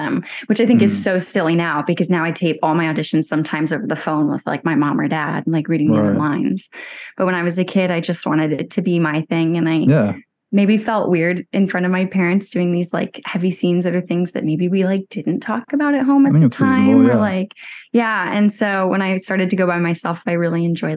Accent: Chapel Hill, North Carolina, United States; moved away; also born or lived in Durham, North Carolina; grew up in Chapel Hill

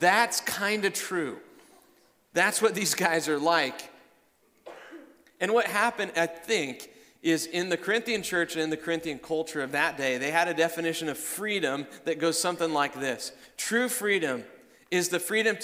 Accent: Iowa, United States; I'm from Iowa

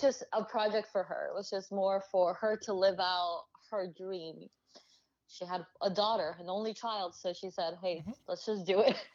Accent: Honduras; now in United States; I'm originally from Honduras

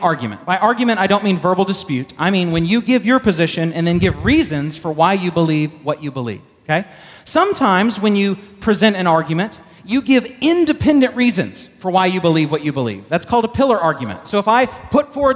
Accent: Texas, United States; I'm from Texas

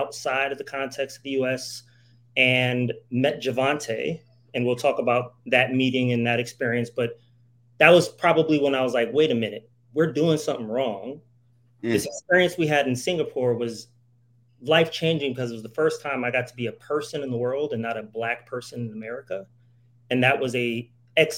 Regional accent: New Haven, Connecticut, United States; moved away as an adult; I come from New Haven, Connecticut

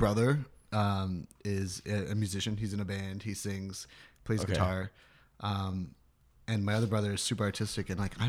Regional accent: Jamaica; Like, we're from Jamaica, right?

